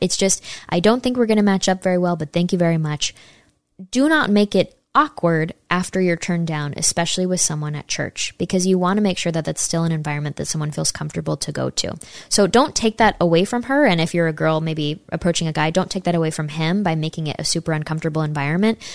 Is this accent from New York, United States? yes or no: yes; Saratoga Springs, New York, United States; right near my hometown in Saratoga, New York